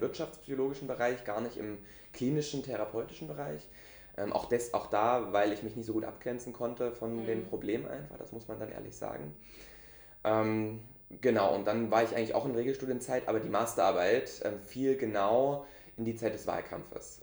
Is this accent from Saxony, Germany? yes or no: yes; Dresden, Saxony, Germany; moved away as an adult; now in Lübeck, Germany; Ich bin eigentlich Ostdeutscher, also Dresdner, geboren und aufgewachsen in Dresden.